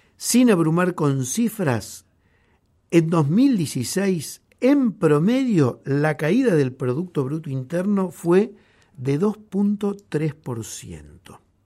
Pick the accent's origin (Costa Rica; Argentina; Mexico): Argentina